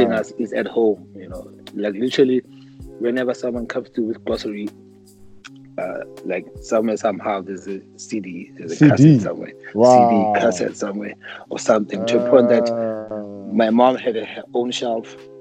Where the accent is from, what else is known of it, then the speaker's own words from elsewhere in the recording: Mpumalanga, South Africa; moved away as an adult; also born or lived in Pretoria; So I grew up in Grill, a small mining town in Grill, called Grill in Mpumalanga. That's where my whole childhood was